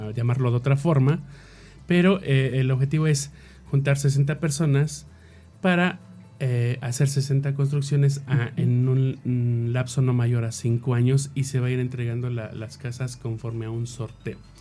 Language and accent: Spanish; Mexico City, Mexico; nosotros que somos de la Ciudad de México